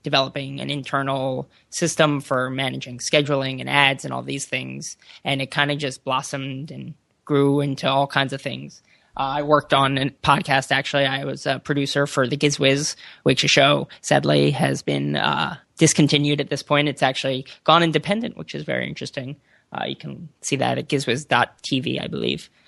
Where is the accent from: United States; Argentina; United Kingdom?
United States; suburbs of Philadelphia, Pennsylvania; moved away as an adult; also born or lived in Boston; now in California, United States; I'm from the suburbs of Philadelphia